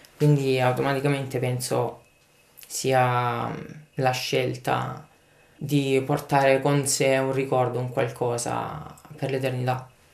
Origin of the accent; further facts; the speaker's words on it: Lecce, Apulia, Italy; moved away as an adult; now in Paris, France; ho 28 anni, vengo da Lecce e mi ritrovo a Parigi per lavoro